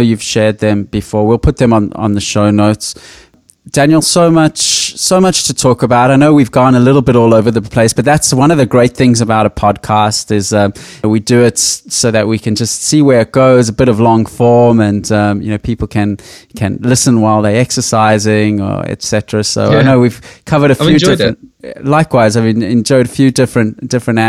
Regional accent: Johannesburg, Gauteng, South Africa; I come from Johannesburg, a gold mining town

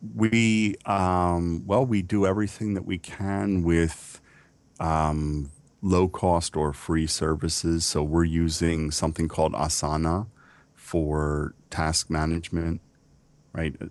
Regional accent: United States; I am American

